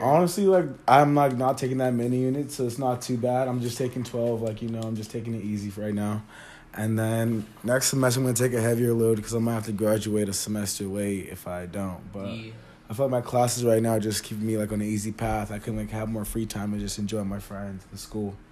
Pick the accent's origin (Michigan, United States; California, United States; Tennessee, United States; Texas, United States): California, United States; the Bay Area; moved away; I'm from the Bay, and like it's pretty different up there